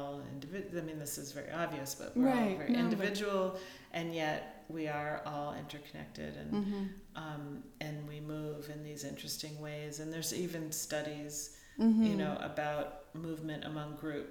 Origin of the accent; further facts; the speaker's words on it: United States; growing up in the States